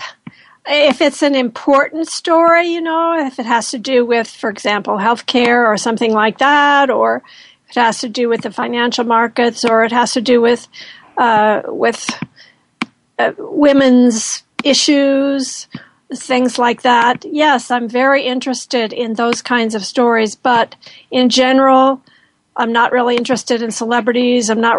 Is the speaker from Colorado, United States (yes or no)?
yes; Colorado, United States; I was born in Colorado